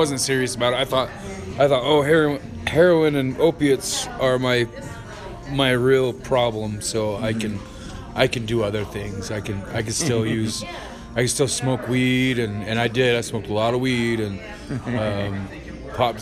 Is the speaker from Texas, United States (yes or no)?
no; Price, Utah, United States; also born or lived in Ohio; now in Tooele, United States; I was born in Price, Utah. I've been kind of all over the country.